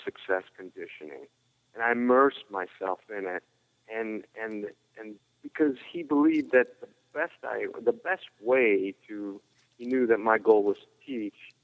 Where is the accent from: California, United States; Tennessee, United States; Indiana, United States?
California, United States; growing up in California, a martial arts capital